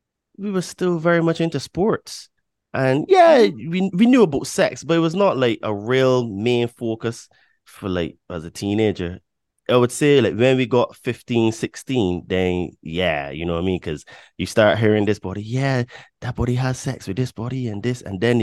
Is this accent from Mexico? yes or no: no; Barbados; born there; I'm 41, right? So, and I was born in Barbados.